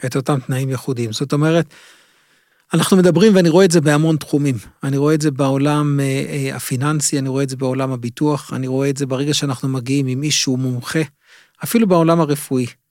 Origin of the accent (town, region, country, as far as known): Israel